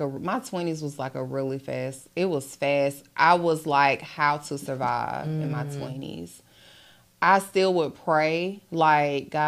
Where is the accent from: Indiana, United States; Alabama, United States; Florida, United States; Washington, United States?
Alabama, United States; Dothan; I grew up in Alabama, small town Dothan